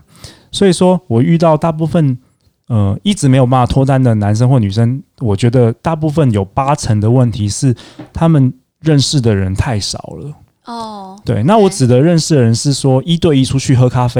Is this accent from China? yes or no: no; Taiwan; 对，因为大部分的人其实我们台湾人其实我都就比较